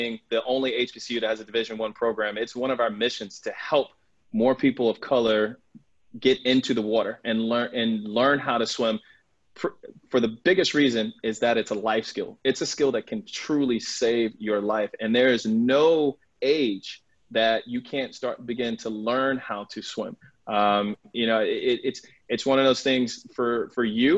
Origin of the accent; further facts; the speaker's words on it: North Carolina, United States; moved away; I'm originally from North Carolina